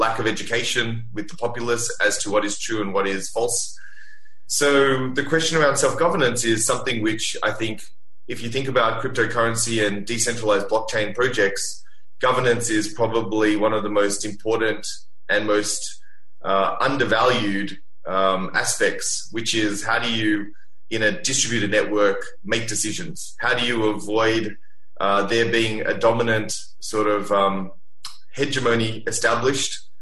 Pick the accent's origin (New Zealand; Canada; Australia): Australia; Sydney, New South Wales; now in Singapore; I grew up in Sydney by the beach.